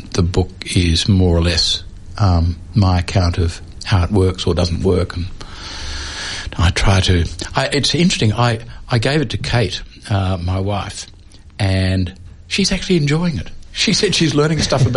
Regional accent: Melbourne, Victoria, Australia; I grew up in Melbourne in the 1950s

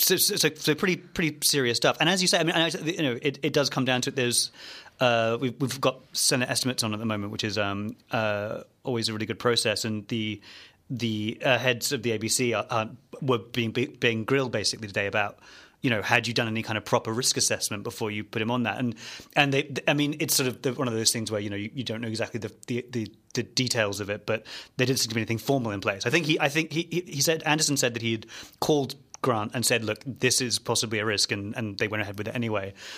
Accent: Perth, Western Australia, Australia; my hometown

